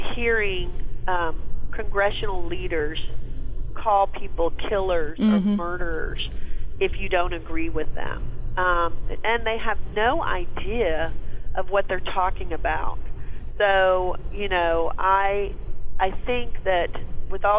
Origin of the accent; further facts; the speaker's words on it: Texas, United States; I'm from Texas